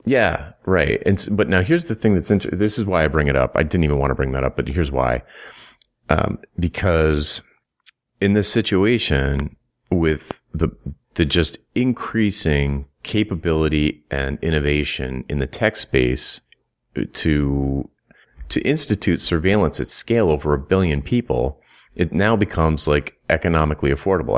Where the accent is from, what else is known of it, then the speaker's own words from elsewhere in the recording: United States; growing up in the United States